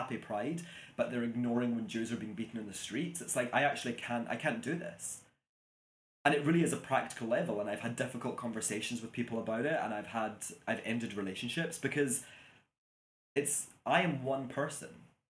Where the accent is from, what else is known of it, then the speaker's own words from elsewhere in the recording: Glasgow, Scotland, United Kingdom; And I'm like, oh, I'm from Glasgow.